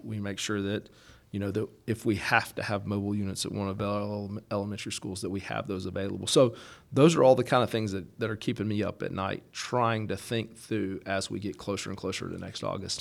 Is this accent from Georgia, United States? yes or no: yes; Valdosta, Georgia, United States; moved away as an adult; also born or lived in Athens, Georgia; now in Jackson County, Georgia, United States; I come from Valdosta uh, down in South Georgia, so grew up there